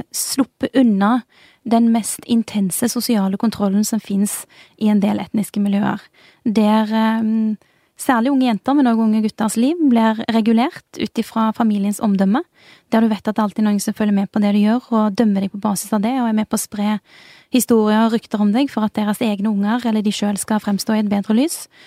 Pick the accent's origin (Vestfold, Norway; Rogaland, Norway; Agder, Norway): Rogaland, Norway; Bjørheimsbygd; moved away as an adult; now in Oslo, Norway; jeg kommer fra Bjørheimsbygd. Det ligger utenfor Tau, som ligger utenfor Jørpeland, som ligger utenfor Stavanger. Så det er et veldig lite sted på Vestlandet.